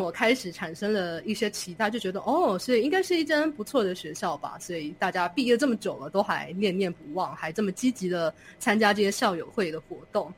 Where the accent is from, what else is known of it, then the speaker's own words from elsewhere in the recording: Taipei, Taiwan; moved away as an adult; now in Indiana, United States; 我是在台北出生长大，我很习惯城市的生活